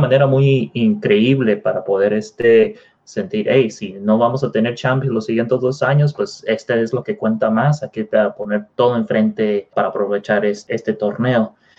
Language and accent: Spanish; Mexico; nosotros eh, siendo, mexicanos